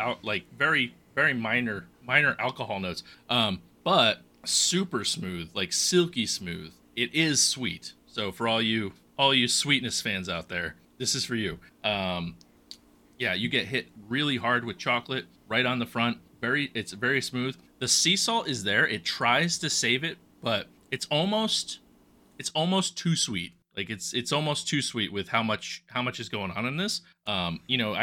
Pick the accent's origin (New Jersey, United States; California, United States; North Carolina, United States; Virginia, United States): North Carolina, United States; That's where I'm from